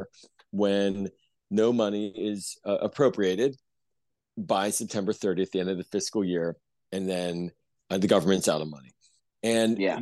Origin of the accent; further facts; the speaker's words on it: Pittsburgh, Pennsylvania, United States; now in Montgomery County, Maryland, United States; I grew up in Pittsburgh in Squirrel Hill